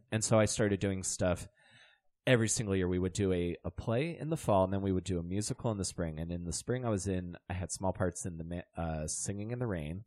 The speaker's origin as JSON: {"language": "English", "town": "St. Leonard", "region": "Maryland", "country": "United States", "tie": "born or raised there"}